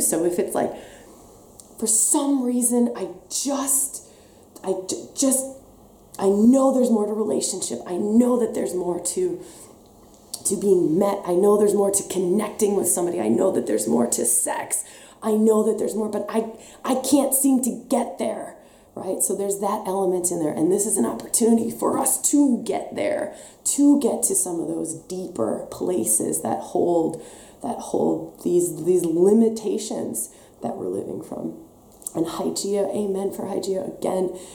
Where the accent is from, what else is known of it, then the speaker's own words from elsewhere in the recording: Wisconsin, United States; accent: Wisconsin; now in Australia; There's my Wisconsin accent coming back